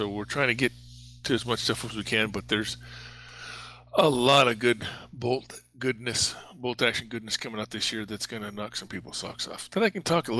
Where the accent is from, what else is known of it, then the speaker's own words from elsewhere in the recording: Montana, United States; also born or lived in Havre, Montana / Great Falls, Montana; I'm originally from Montana, so I spent a lot of time along the 60 miles from the Canadian border.